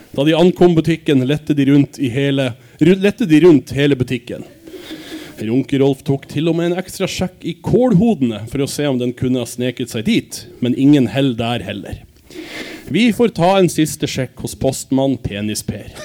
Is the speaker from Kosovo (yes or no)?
no; Denmark; moved away; jeg er dansk